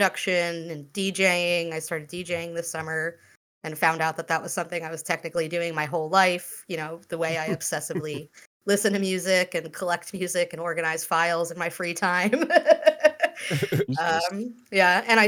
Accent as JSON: {"language": "English", "area": "Long Island", "region": "New York", "country": "United States", "tie": "born or raised there", "said": "I grew up on Long Island in 2004. So I was like 14"}